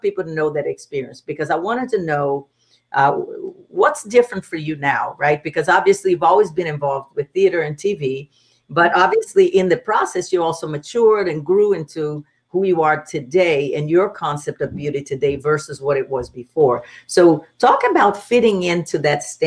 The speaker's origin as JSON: {"language": "English", "country": "Brazil", "moved": "yes", "said": "I come from Brazil, so the culture definitely has an impact on the way we dress, the way we're supposed to look, or the expectation of being a Brazilian woman."}